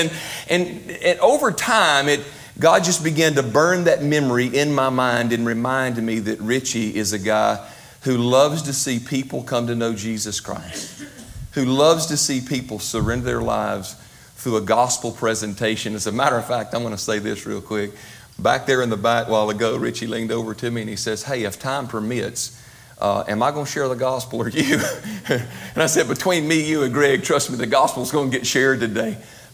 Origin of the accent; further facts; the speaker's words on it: United States; Our families knew each other as we were growing up in McGee